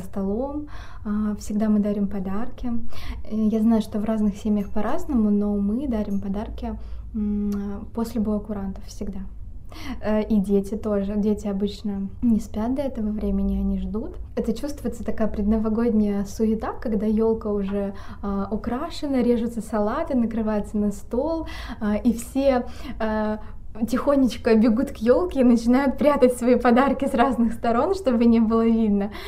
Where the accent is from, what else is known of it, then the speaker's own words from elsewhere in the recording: Vorkuta, Komi Republic, Russia; moved away; я родом из города Воркуты